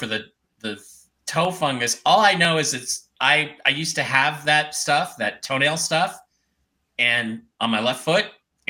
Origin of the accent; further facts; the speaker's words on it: Ohio, United States; I am from Coles, Ohio. Go Bucks.